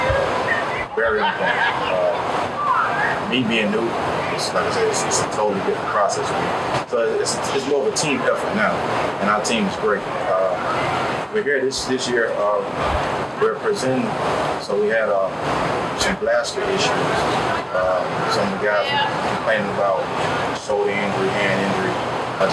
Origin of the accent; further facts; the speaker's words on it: Sweetwater, Alabama, United States; I am from Sweetwater, Alabama